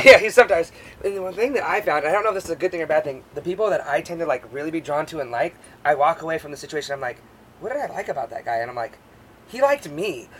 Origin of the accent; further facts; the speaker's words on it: Alaska, United States; moved away; growing up in Alaska on this island